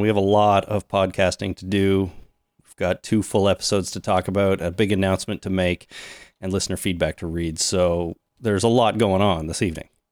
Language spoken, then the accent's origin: English; Canada; we're Canadian, we're based in Canada